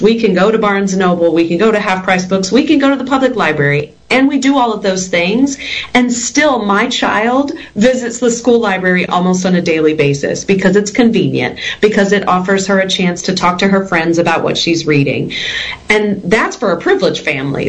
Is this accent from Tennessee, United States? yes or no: no; Texas, United States; I grew up in Texas. I'm a homegrown Texan